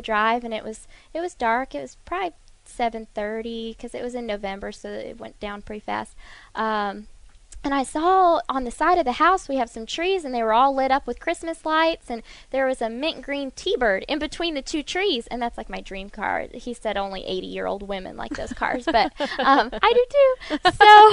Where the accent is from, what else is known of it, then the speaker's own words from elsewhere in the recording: Southern California, United States; My family, we are from Southern California